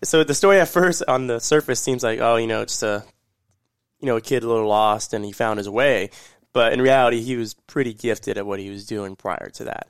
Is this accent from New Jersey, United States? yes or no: no; Orlando, Florida, United States; I'm from Orlando